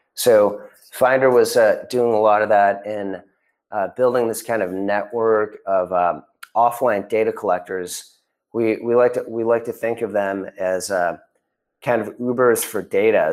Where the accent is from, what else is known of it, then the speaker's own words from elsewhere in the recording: Chicago suburbs, Illinois, United States; moved away; also born or lived in Connecticut; I grew up in the Chicago suburbs